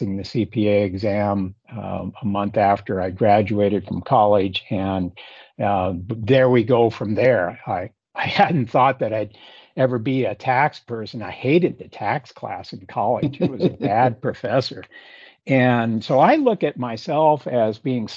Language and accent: English; Hillsboro, Oregon, United States; moved away as an adult; also born or lived in Eugene, Oregon / Eastern Washington; I grew up, Paul, west of Portland, graduated from Hillsborough High School in the Willamette Valley